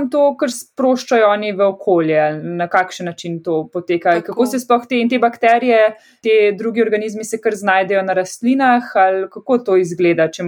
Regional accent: Ptuj, Drava, Slovenia; prihajam iz Ptuja.

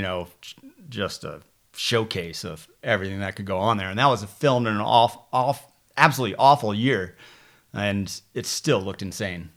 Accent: Tupper Lake, New York, United States; also born or lived in New Britain, Connecticut / Canton, New York; moved to the Adirondacks in New York State and, uh, grew up, grew up right around there, a little place called Tupper Lake

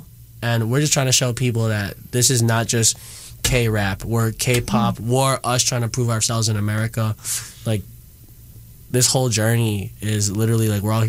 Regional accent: Midwest, United States; I'm from the Midwest too, you know, so I literally felt like I was home for a little bit.

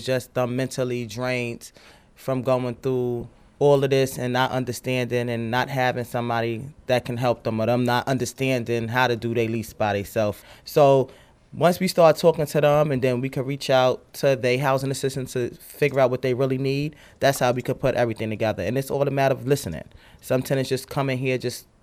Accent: New York City, New York, United States; I'm from Red Hook and you think that's the projects, I call it my community

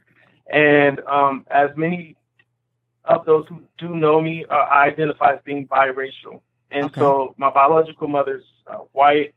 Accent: Indianapolis, Indiana, United States; moved away as an adult; also born or lived in Minnesota / Arkansas / Africa; I'm originally from Indianapolis, Indiana. I've actually just moved back at the end of summer 2017.

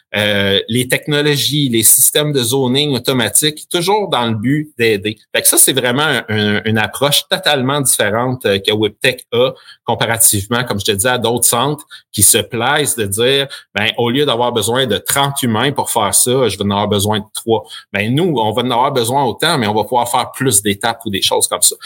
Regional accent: Sherbrooke, Quebec, Canada; also born or lived in Acton Vale, Quebec; je suis natif de Actonville, donc un petit village en Montérégie euh, où on est déménagé quand j'avais quatre ans ou cinq ans et merci à mon père d'avoir eu une opportunité à Sherbrooke

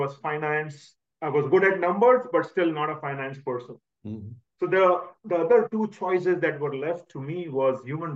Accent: Ujjain, Madhya Pradesh, India; I was born in a small city in India called Ujjain. Okay. Used to live with my three sisters, my brother, and my parents. Growing up, it was a small town

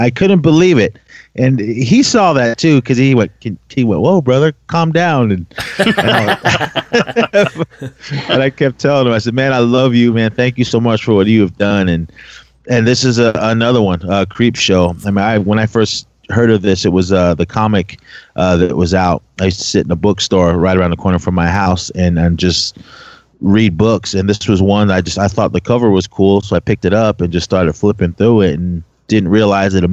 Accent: Oakland, California, United States; born and raised in Oakland, California

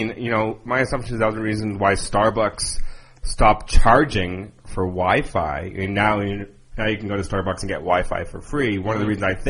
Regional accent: Boston, Massachusetts, United States; now in Denver, United States; I'm from the Northeast

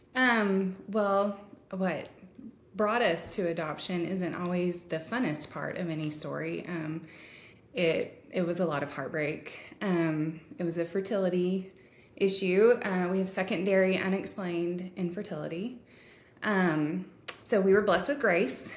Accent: Texas, United States; I am a Texan uh, Texan American

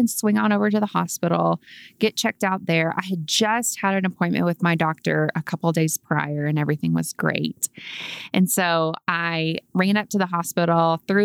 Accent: Dallas, Texas, United States; now in Colorado Springs, United States; I'm originally from Dallas, Texas

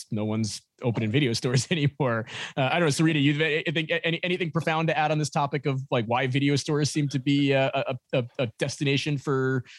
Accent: New York City, New York, United States; growing up in New York City, there weren't many Blockbusters around back then.

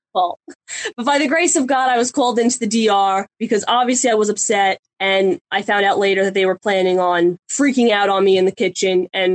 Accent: Long Island, New York, United States; I'm from New York.

